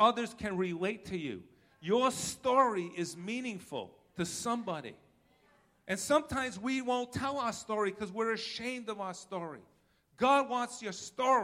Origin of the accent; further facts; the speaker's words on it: Rhode Island, United States; accent: New York; I'm from Rhode Island